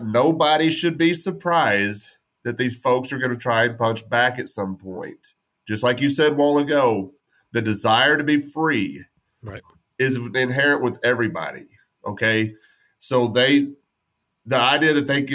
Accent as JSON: {"language": "English", "region": "West Texas", "country": "United States", "tie": "born or raised there", "said": "I grew up, born and raised in West Texas"}